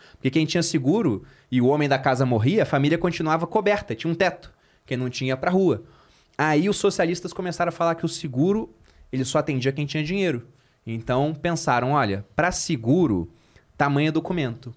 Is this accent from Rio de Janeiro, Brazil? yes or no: yes; Rio de Janeiro, Brazil; moved away as an adult; now in São Paulo, Brazil; Eu sou carioca